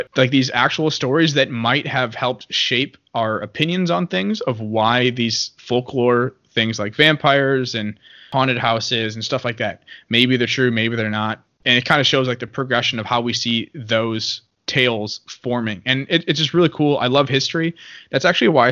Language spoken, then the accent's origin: English; United States; I'm an American and I'm Catholic.